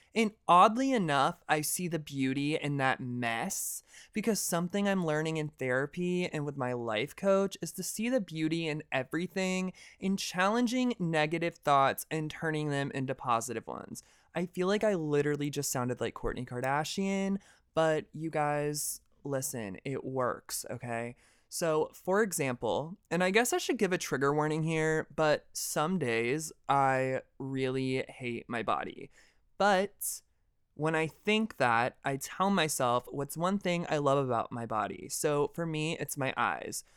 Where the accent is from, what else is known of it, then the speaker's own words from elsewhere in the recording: deep south of Georgia, United States; I'm from the deep south of Georgia in the middle of fucking nowhere